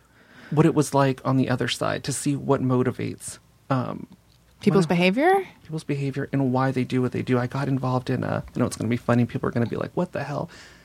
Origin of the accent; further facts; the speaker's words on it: Los Angeles, California, United States; also born or lived in Simi Valley; I grew up in North Hollywood and then moved to Simi Valley.